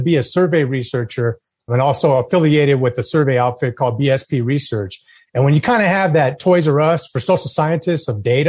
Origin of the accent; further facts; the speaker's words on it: Las Vegas, New Mexico, United States; also born or lived in San Diego; I was born in a small town north of Albuquerque called Las Vegas, New Mexico. So I'm from the great state of New Mexico.